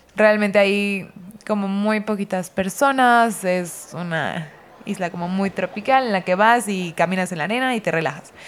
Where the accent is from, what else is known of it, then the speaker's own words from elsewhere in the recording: Mérida, Yucatán, Mexico; nací crecí en Mérida, Yucatán, que es una ciudad mm, en México